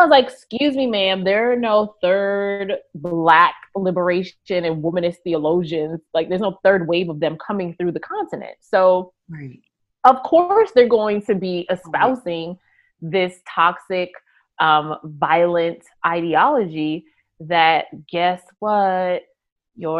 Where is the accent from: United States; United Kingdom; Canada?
United States; I'm American